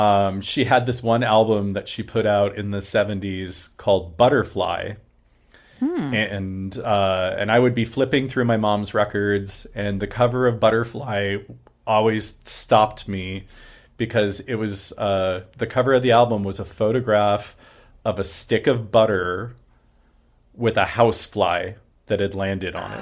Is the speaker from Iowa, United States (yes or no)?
no; Phoenix, Arizona, United States; also born or lived in Munich, Germany / Kentucky; now in Seattle, United States; we moved to Arizona when I was about five or six.